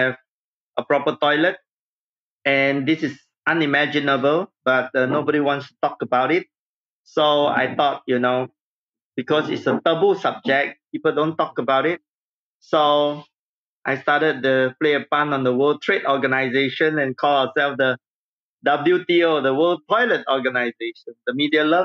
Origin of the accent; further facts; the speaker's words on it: Singapore; I grew up in Singapore